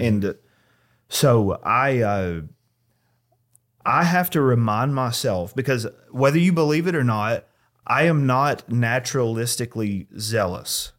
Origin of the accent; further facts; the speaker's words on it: United States; as an American